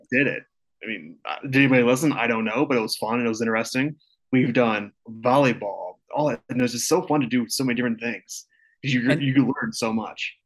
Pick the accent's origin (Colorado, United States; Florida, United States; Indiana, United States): Indiana, United States; Northern; I'm from Northern Indiana